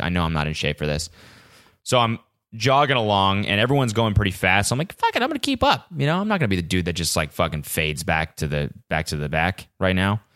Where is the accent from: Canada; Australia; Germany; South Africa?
Canada; now in California, United States; every time I go back to Canada, love it. Fucking love spending time in Canada. It's where I'm from